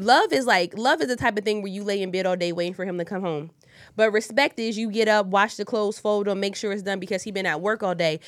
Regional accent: Wilmington, Delaware, United States; I'm from Wilmington, Delaware, born and raised, three oh two

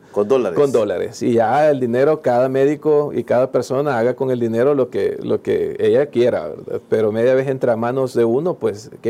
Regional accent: El Salvador; Como buen salvadoreño

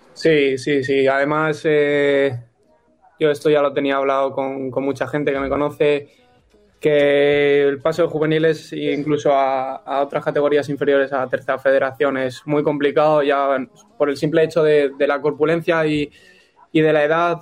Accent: Illescas, Castilla-La Mancha, Spain; el equipo de mi, de mi pueblo

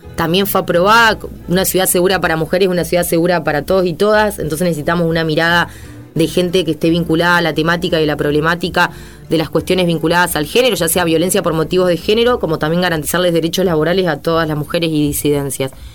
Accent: Santa Fe, Argentina; nosotros somos nacidos, criados en nuestra ciudad

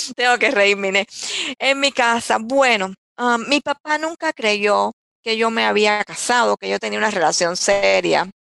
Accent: Candelaria, Artemisa, Cuba; moved away as an adult; also born or lived in Holguín, Cuba; now in United States; Yo nací en Holguín, es una de las provincias más orientales de, de, Cuba, de mi país. Pero me mueven, mi familia se muda yo nací en el año 1960 y mi familia se muda cuando yo tenía ocho meses de nacida

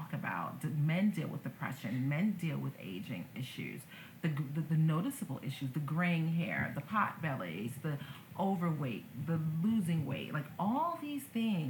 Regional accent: United States; as American citizens

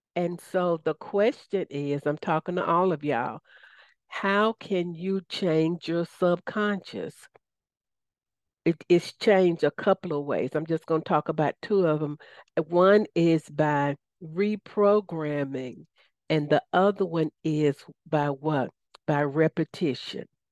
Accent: Southern, United States; accent: Southern; my Southern accent

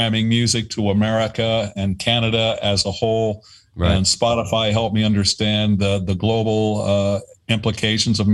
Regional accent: Middletown, Ohio, United States; moved away; also born or lived in San Diego; I grew up with in Middletown, Ohio, which is a, you know, smallish town right in between Cincinnati and Dayton

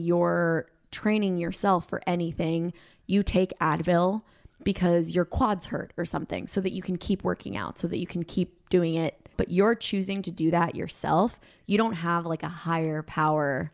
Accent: Colombia; moved away; I'm from Colombia. Like, we don't watch American football

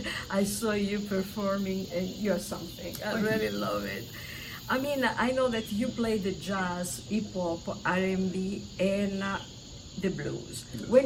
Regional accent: Italy; now in Birmingham, United States; an Italian writer, a Birmingham resident and a Blues Society board member

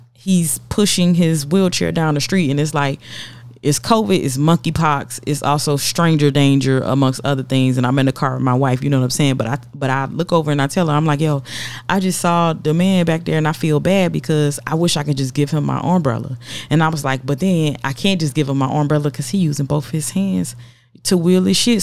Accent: the South, United States; I'm from the South

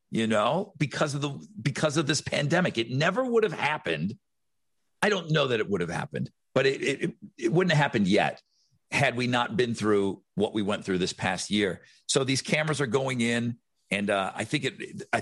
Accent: Buffalo, New York, United States; now in Houston, United States; Jason and I grew up in Buffalo

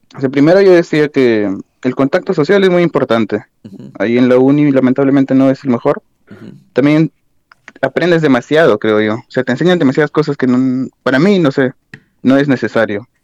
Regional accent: Lima, Peru; moved away as an adult; also born or lived in Ayacucho; now in Passau, Germany; prácticamente crecí en Lima todo

